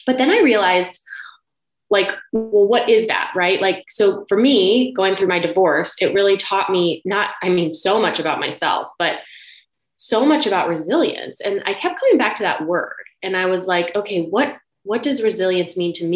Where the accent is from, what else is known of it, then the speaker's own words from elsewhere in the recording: Ohio, United States; I was actually born in Ohio. I'm from the Midwest